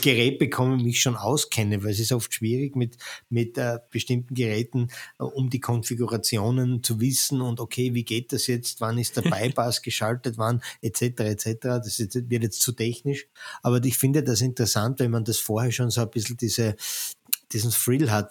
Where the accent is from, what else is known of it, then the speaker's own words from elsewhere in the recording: Austria; wir als Österreicher